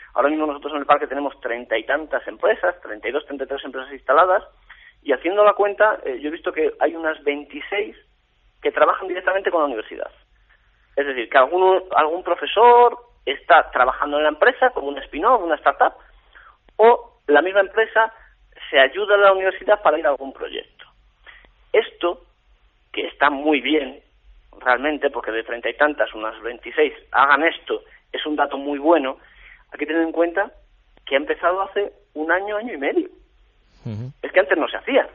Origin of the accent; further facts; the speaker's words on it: Salamanca, Castile and León, Spain; yo como castellano leonés y como salmantino y como persona charro